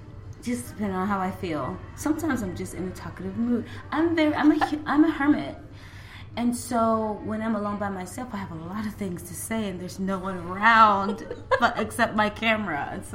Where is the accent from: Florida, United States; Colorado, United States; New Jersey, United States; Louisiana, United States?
Florida, United States; Fort Myers; being out of my hometown, Fort Myers, Florida, and going to a big city